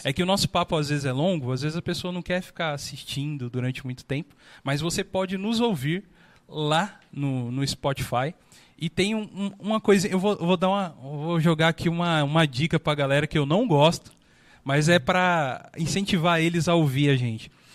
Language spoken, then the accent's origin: Portuguese; Brazil; como brasileiro